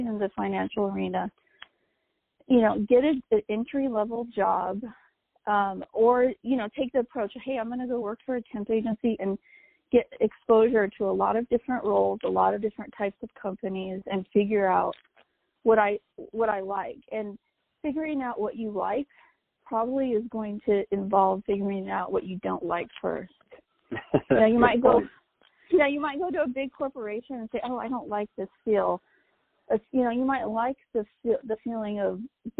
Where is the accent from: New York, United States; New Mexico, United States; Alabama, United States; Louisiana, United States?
New Mexico, United States; my home state